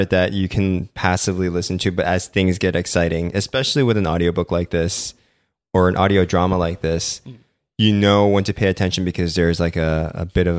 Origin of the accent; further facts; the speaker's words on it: Philippines; I was born and raised in the Philippines.